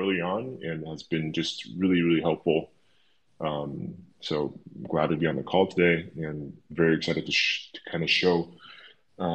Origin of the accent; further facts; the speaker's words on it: Taiwan; moved away as an adult; also born or lived in Bangkok, Thailand / United States / Australia / Germany; now in Lisbon, Portugal; I'm originally from Taiwan